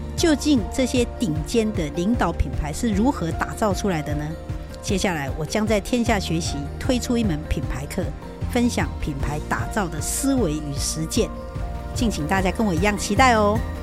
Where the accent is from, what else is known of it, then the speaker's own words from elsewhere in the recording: Taiwan; 那应该有帮我们台湾人敬礼吧？